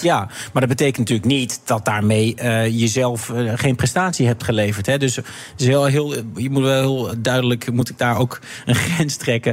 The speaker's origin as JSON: {"language": "Dutch", "country": "Netherlands", "said": "als Nederlanders"}